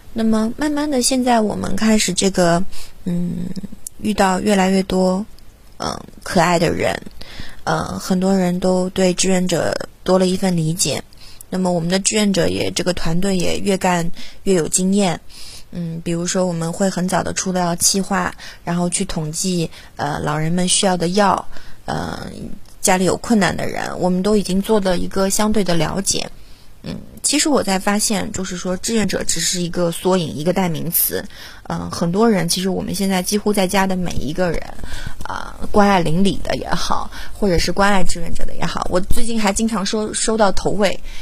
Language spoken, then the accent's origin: Chinese; Shanghai, China; 我是一个土生土长的上海小姑娘